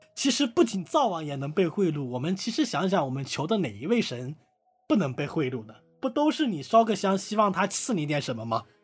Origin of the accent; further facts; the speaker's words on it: Hunan, China; 我的家乡湖南